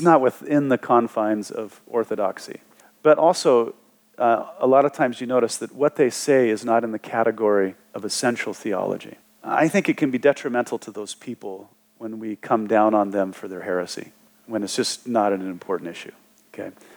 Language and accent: English; Wyoming, United States; growing up in Wyoming, uh, on the southern border there, right by the Wasatch Front in Utah